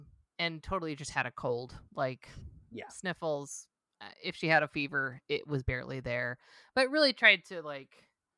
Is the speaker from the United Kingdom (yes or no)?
yes; Scotland, United Kingdom; We're Scottish.